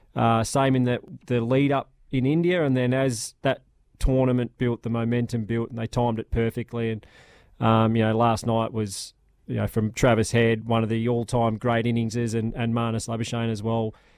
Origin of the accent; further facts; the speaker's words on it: Australia; we've been very lucky as Australian cricketers